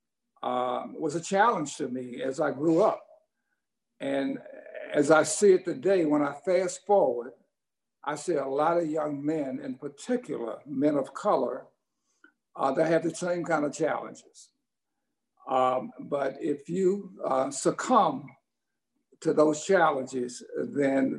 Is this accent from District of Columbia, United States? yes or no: yes; Washington, District of Columbia, United States; the area that I grew up in Washington, D.C.